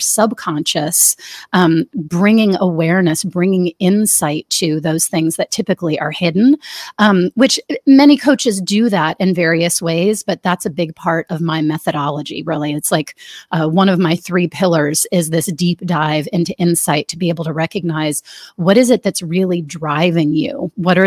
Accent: Washington, District of Columbia, United States; I grew up in the Washington, D.C. area

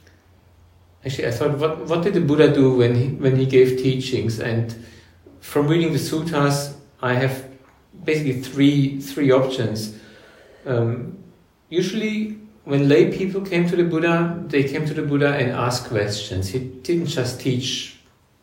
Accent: Germany; moved away as an adult; also born or lived in Cairns, Australia; now in Australia; I was born in Germany, born in 1965.

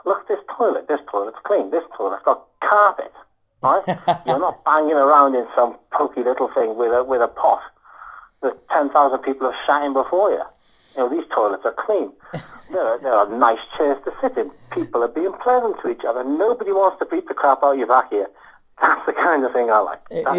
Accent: Liverpool, North West England, United Kingdom; now in Wales; I'm a Scouser, mate.

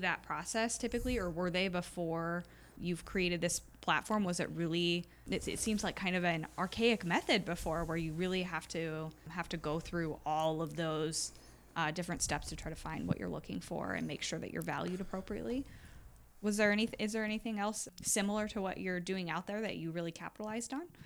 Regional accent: Iowa, United States; I was born and raised in Iowa

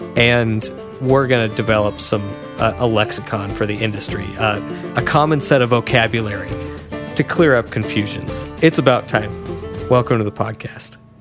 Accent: Washington, United States; Now, I'm from Washington

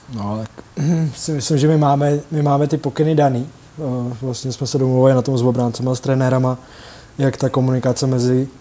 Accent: Litvínov, Ústí nad Labem Region, Czechia; já jsem z Litvínova a tam vlastně nic jiného kromě hokeje není

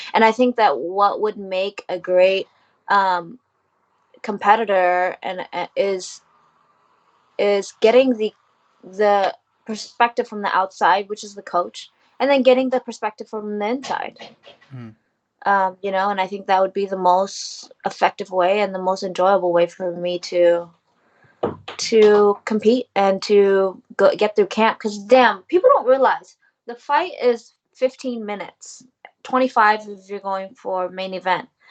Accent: United States; I am Vietnamese American, living in America, soon to be uh, residing in Asia

